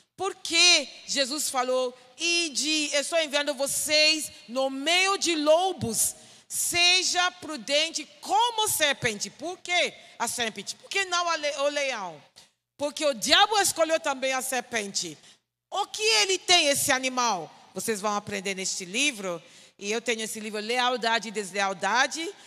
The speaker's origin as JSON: {"language": "Portuguese", "country": "Ghana", "second_language": "Portuguese", "said": "sou de Gana. Gana é um pequeno país na parte oeste da África"}